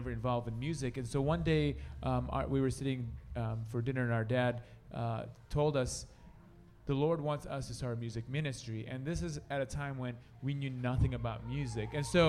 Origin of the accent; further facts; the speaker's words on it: Sioux City, Iowa, United States; We're from Sioux City, Iowa, so that's western part of Iowa. All of us, … originally is from Ohio, but we converted him, and now he's a Sioux Citian.